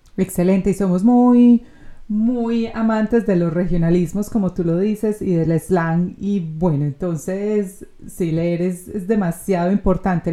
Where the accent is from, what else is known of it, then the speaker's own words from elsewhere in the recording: Colombia; now in Australia; los colombianos que estamos aquí en Australia